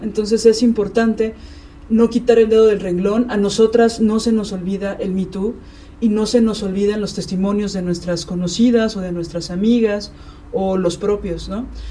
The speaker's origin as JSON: {"language": "Spanish", "region": "Mexico City", "country": "Mexico", "said": "Yo siendo chilanga"}